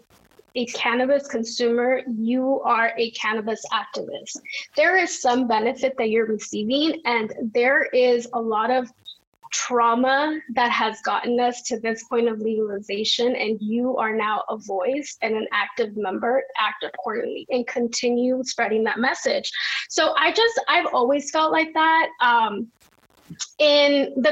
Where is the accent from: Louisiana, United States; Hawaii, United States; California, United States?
California, United States; Los Angeles; growing up in South Central